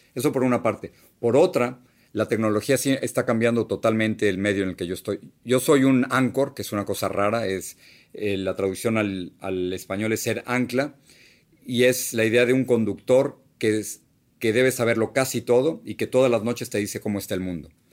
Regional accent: Mexico City, Mexico; moved away as an adult; now in United States; el único hogar que he tenido de verdad es esa casa donde yo crecí en la Ciudad de México.

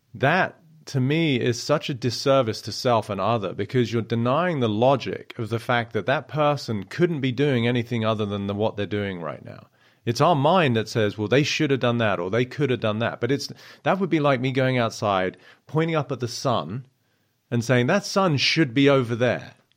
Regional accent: South East England, United Kingdom; I grew up in Southeast England, and I was, uh, only child

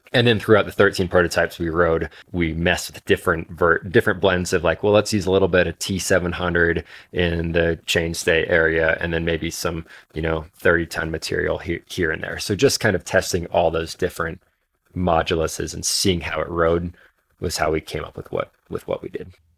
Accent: Alaska, United States; moved away; I grew up in Alaska

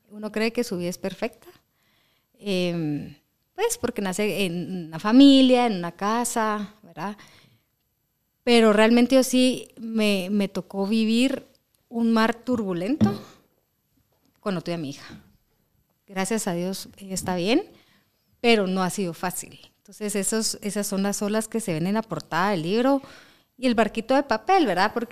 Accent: Guatemala

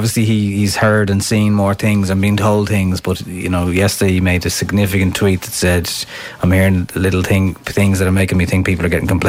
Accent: Johnstown Bridge, County Kildare, Ireland; from Johnstown Bridge.

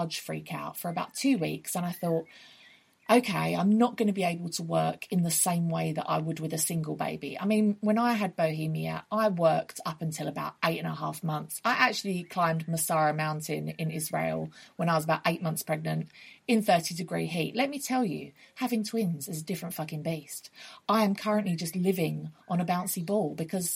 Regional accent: Essex, East of England, United Kingdom; moved away as an adult; now in London, United Kingdom; where we grew up in Essex. And so I've been living in London for like the last 10 to 15 years.

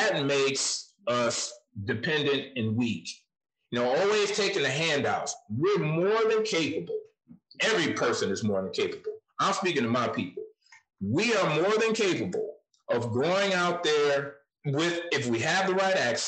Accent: Flint, Michigan, United States; moved away; I know where I came from. I came from Flint, Michigan. It's not the best place to escape from, but I did it

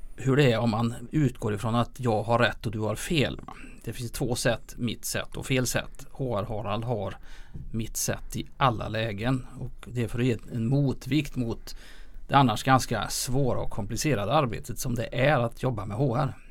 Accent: Lilla Edet, Västra Götaland, Sweden; jag är född och uppvuxen i Lilla Edet

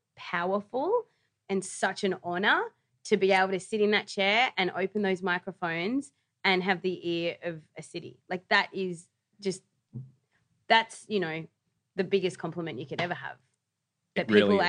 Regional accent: New South Wales, Australia; I remember, like, growing up on the Northern Beaches, I used to listen to, like, it was Wendy Harmer and Peter Moon on Today FM.

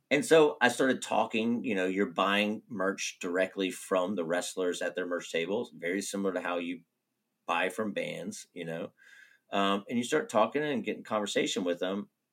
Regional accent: Roanoke, Virginia, United States; moved away as an adult; now in Gainesville, United States; Growing up in Roanoke

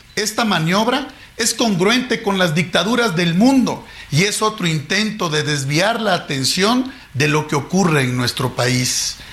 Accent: Mexico; con todo el carácter como mexicano

